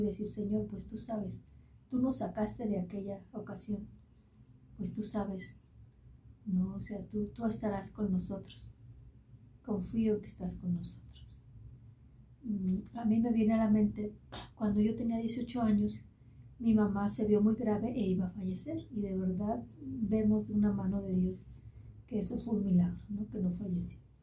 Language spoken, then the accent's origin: Spanish; Mexico; como decimos en México